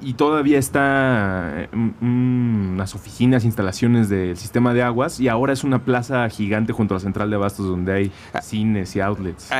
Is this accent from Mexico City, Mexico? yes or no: yes; Mexico City, Mexico; Yo crecí 23 eh, años en la Agrícola Oriental, que es una colonia del oriente de la ciudad